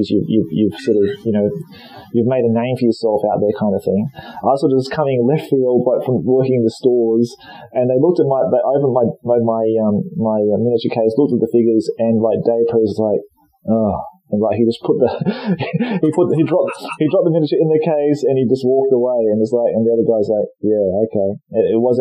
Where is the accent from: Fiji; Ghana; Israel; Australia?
Australia; also born or lived in Nottingham; now in Japan; I'm Australian, mate.